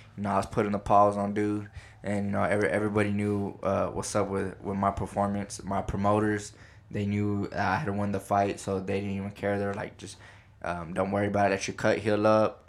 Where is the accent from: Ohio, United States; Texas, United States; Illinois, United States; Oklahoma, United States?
Texas, United States; Midland; moved away as an adult; now in California, United States; born and raised in Midland, Texas, and I graduated from Midland High